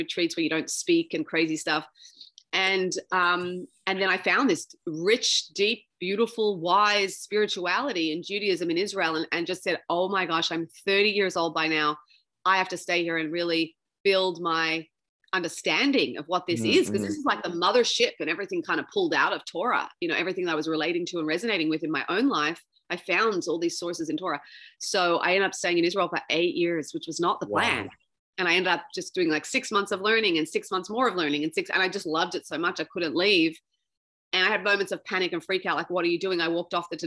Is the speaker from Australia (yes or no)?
yes; Sydney, New South Wales, Australia; grew up there